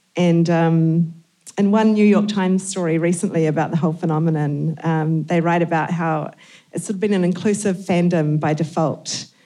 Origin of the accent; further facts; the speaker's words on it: New Zealand; we're from New Zealand.